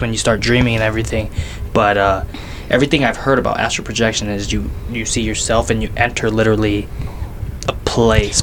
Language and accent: English; South Jordan, Utah, United States; I grew up in South Jordan